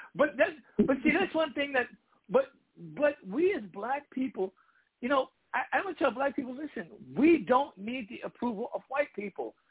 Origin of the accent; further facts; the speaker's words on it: Washington, District of Columbia, United States; I grew up in DC when I was thirteen